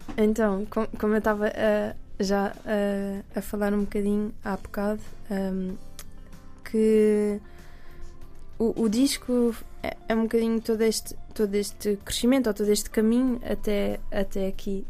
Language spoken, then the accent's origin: Portuguese; Alentejo, Portugal; eu cresci no Alentejo